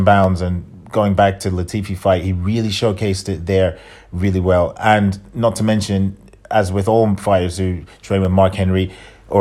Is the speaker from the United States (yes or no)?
no; England, United Kingdom; I'm an Englishman, as I'm a European